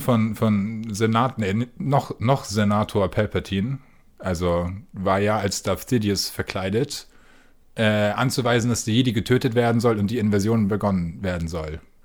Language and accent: German; Preetz, Schleswig-Holstein, Germany; Mein Kino in Preetz, wo ich herkomme